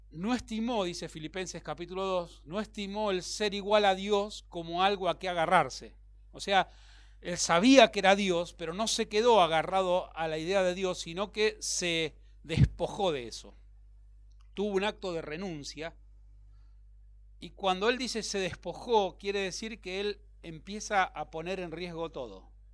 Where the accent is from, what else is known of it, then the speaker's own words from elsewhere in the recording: Bahía Blanca, Buenos Aires Province, Argentina; moved away as an adult; now in Buenos Aires, Argentina; nací en Bahía Blanca, así que vine a Buenos Aires como un, alguien del interior